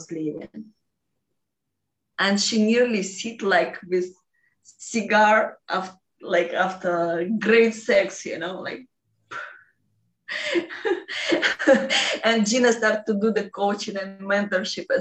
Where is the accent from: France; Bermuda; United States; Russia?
Russia; English is a second language; I'm from Russia